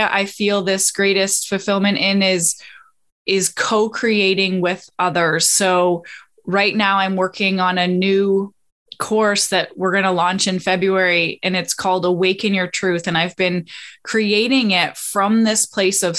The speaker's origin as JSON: {"language": "English", "country": "Canada", "also_born_or_lived": "Australia / Costa Rica", "moved": "as an adult", "lives_now": "Florida, United States", "said": "I am Canadian"}